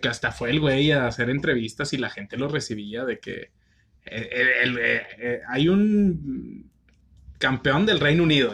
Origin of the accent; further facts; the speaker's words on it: northern Mexico, Mexico; acá en el norte no es como que tengamos una identidad de somos norteños